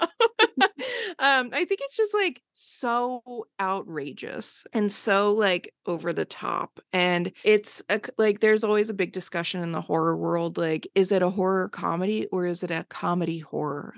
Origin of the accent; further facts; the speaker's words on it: Bucks County, outside Philadelphia, Pennsylvania, United States; now in Los Angeles, United States; I grew up just outside of Philly